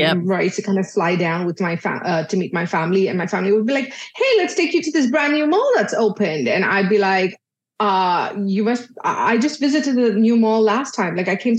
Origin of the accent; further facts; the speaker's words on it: Dubai, United Arab Emirates; so I was born and brought up in Dubai, but I'm originally Indian. So my parents are Indian